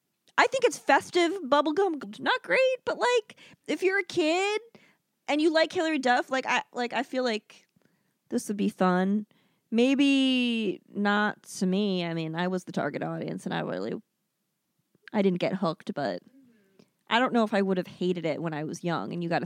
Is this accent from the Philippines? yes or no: yes; Philippines; It shames me as a Filipino.